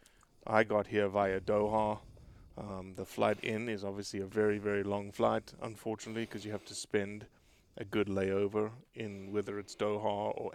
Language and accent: English; South Africa; I'm South African